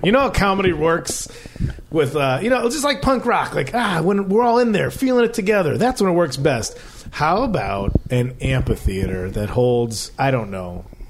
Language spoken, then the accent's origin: English; Chicago, Illinois, United States; I'm actually from Chicago.